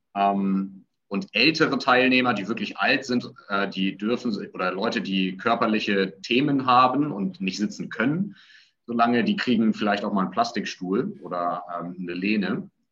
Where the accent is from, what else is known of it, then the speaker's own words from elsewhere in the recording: Hamburg, Germany; Ich komme aus Hamburg